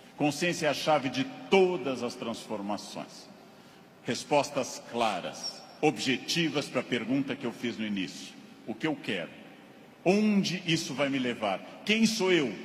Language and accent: Portuguese; Rio Grande do Sul, Brazil; Rio Grande do Sul, onde eu nasci